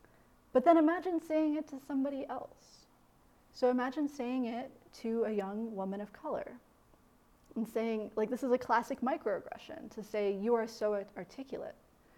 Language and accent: English; Midwest, United States; Again, I'm from the Midwest. I was like taught to be kind of quiet.